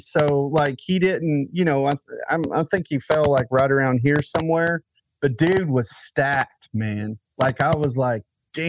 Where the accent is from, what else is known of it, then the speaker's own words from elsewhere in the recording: Nashville, Tennessee, United States; Nashville, Tennessee.